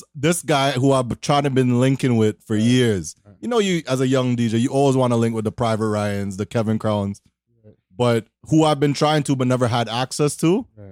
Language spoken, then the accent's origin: English; Toronto, Ontario, Canada; I'm from Toronto.